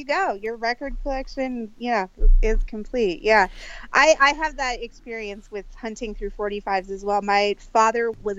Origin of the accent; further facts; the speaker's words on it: Swanzey, New Hampshire, United States; I grew up in Swansea, New Hampshire, which is a, you know, very small town in the very small state of New Hampshire. Very rural, big trees in the backyard.